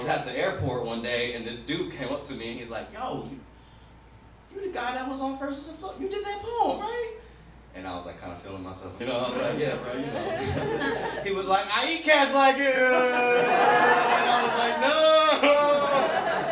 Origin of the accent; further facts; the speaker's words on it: the South, United States; growing up in the South